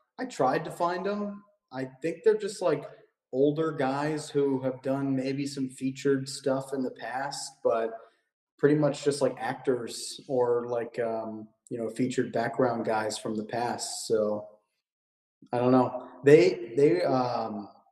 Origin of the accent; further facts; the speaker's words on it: Clarke County, Virginia, United States; moved away as an adult; also born or lived in Winchester, Virginia / Fairfax, Virginia / Arlington, Virginia; now in Los Angeles, United States; So I was actually in the boonies a little bit in Clark County, Virginia, and over near Winchester.